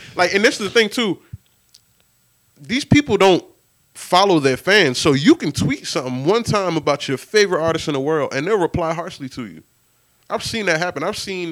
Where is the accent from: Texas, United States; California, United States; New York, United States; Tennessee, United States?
New York, United States; New York City; I grew up in Queens. I used to ride my bike to Shea Stadium